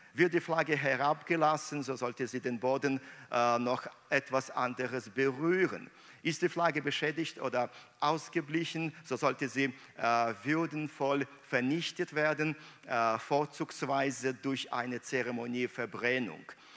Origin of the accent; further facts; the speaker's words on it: Minsk, Belarus; moved away; meiner Heimat Minsk